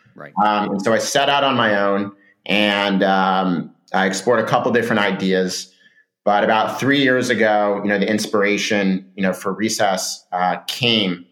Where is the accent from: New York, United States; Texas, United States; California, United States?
California, United States; Laguna Beach; moved away as an adult; also born or lived in San Francisco; I grew up in Southern California in a, in a, surf town called Laguna Beach